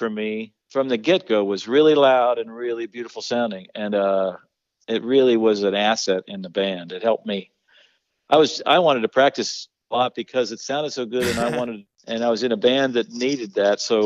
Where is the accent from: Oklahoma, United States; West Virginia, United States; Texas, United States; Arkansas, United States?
West Virginia, United States; Wheeling; moved away as an adult; also born or lived in Boulder, Colorado; I went back to my hometown in West Virginia